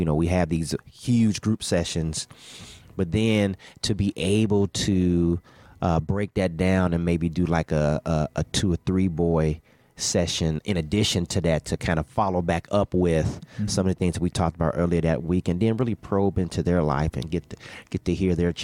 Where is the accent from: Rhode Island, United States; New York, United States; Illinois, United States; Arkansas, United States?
Illinois, United States; Bellwood; I grew up in Bellwood, Illinois